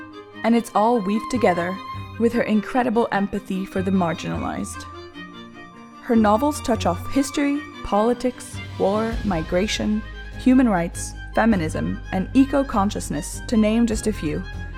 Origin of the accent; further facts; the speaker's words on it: Hong Kong; My father is Italian and my mother is British and French, and I was raised in Hong Kong, so I can completely relate to feeling like an outsider.